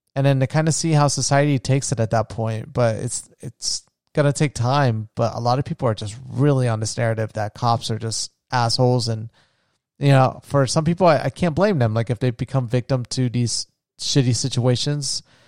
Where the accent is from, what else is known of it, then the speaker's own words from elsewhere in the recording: near Edgewater, Florida, United States; moved away as an adult; also born or lived in Orlando, Florida; there was, like, a, a city close to where I grew up in. It was called Edgewater